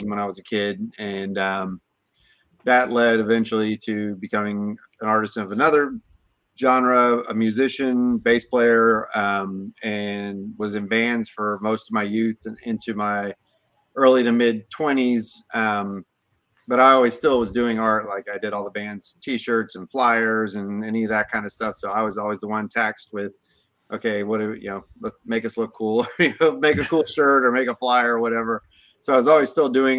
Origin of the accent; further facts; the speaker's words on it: Tampa, Florida, United States; also born or lived in Brandon, Florida; I was born and raised in Tampa, so I'm a Florida boy through and through.